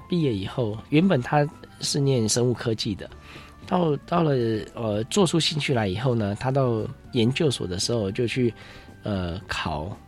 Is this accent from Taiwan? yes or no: yes; Taipei, Taiwan; 我小时候爸爸妈妈都时常带我到植物园 还有科学教育馆这边来看一些科普的东西，嗯。啊，接触，呃，接触一些自然的东西，有些在台北很难接触到的